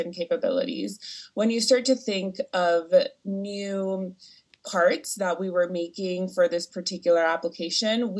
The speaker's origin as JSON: {"language": "English", "country": "Venezuela", "moved": "as an adult", "lives_now": "United States", "said": "I'm actually from Venezuela"}